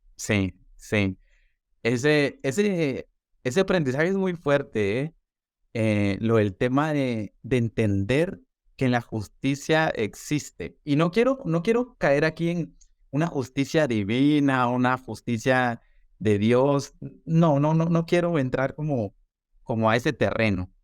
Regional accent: Guatemala; also born or lived in Guatemala City; resido en la ciudad de Guatemala, soy publicista y soy comunicador de profesión y actualmente pues soy coordinador de medios eh, de comunicación eh, para marcas de consumo masivo en mi país

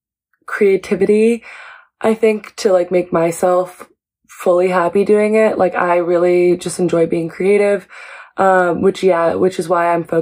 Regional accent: Seattle, Washington, United States; now in New York City, United States; I am originally from Seattle, Washington, but I live here now in New York City

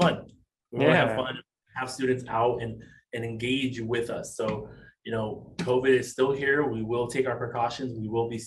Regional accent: San Diego, California, United States; Growing up in San Diego, I grew up right by the Tijuana border.

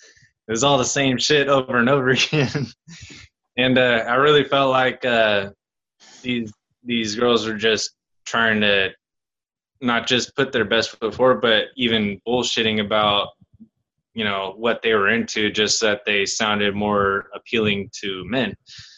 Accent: United Kingdom; I don't lie. Huh? I'm British. I would never.

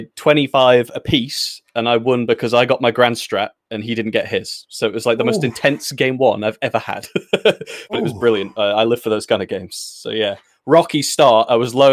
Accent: Stoke-on-Trent, West Midlands, United Kingdom; now in York, United Kingdom; From Stoke-on-Trent

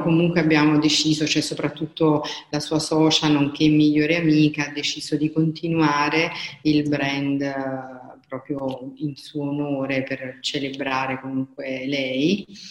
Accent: Caserta, Campania, Italy; also born or lived in Bologna / Milan; sono di Caserta e vivo a Caserta

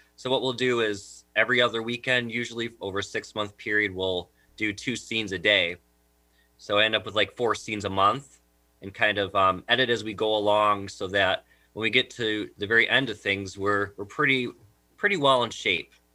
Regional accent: Jamestown, New York, United States; I'm actually originally from the Jamestown, New York area

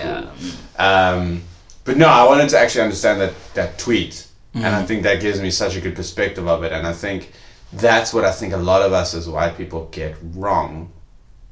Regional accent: KwaZulu-Natal, South Africa; Growing up in Natal

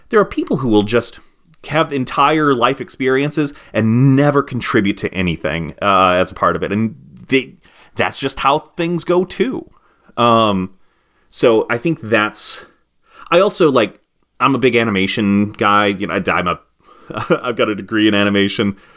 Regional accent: United States; as an American

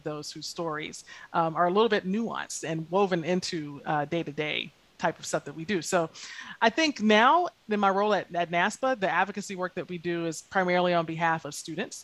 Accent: Lake City, Florida, United States; I grew up in rural Lake City, Florida, which is definitely North Florida

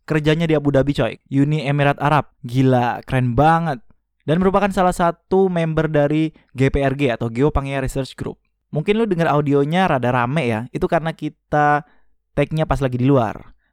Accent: Pekanbaru, Riau, Indonesia; Soalnya ini gua kan dari Pekanbaru ya.

